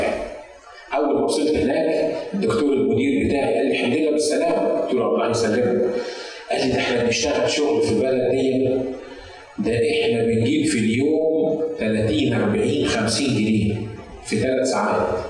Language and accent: Arabic; Egypt; في الكنيسه عندنا في مصر